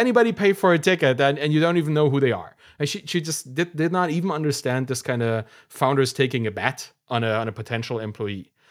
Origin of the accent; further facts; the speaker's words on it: Germany; we came from East Germany, doesn't exist anymore, then had to be in Germany